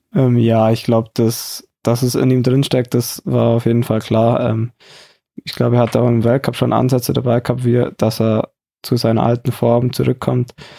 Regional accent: Oberstdorf, Bavaria, Germany; moved away

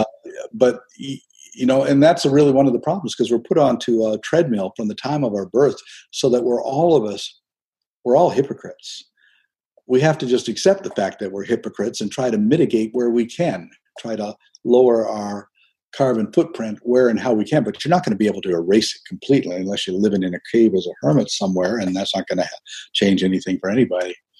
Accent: St. Andrews, New Brunswick, Canada; moved away; I was raised in an Eastern Canadian fishing village

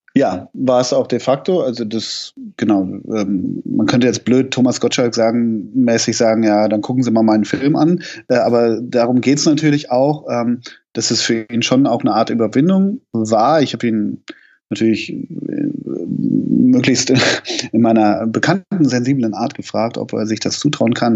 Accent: Hamburg, Germany; ich komme ja aus Hamburg

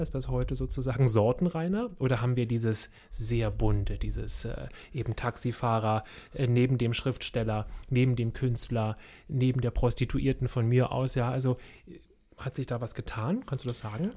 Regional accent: Berlin, Germany; ich bin ja groß geworden in Kreuzberg, SO36.

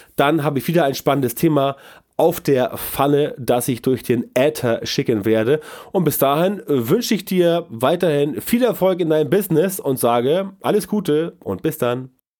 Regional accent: the North, Northern Germany, Germany; bei uns im Norden

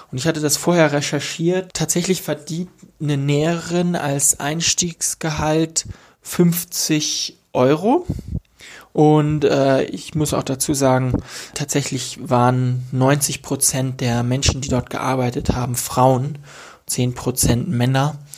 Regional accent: Germany; now in Ethiopia; ich komme ursprünglich aus Deutschland und bin jetzt in Afrika unterwegs

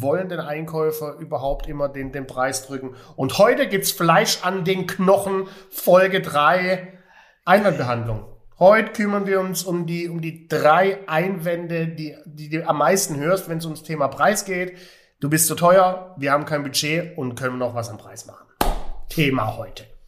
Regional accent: Stuttgart, Baden-Württemberg, Germany; Stuttgart City, Doch. meine Heimat

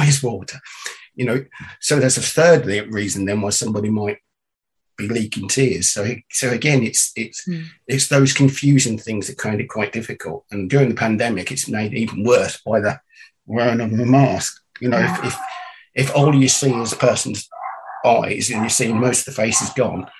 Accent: Northamptonshire, East Midlands, United Kingdom; I'm from the UK, from England, and born and raised in Northamptonshire, which is the middle of England

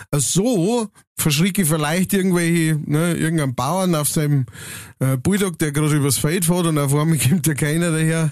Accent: Upper Palatinate, Bavaria, Germany; bei uns in der Oberpfalz

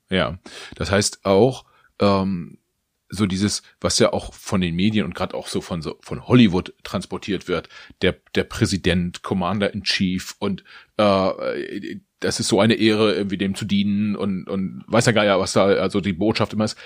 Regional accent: Germany; auch wir als Deutsche

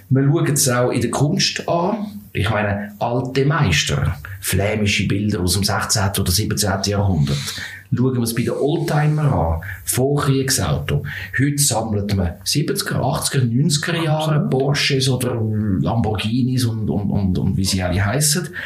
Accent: Zurich, Switzerland; möchte das Tram nehmen von mm, Flunter, wo ich aufgewachsen bin

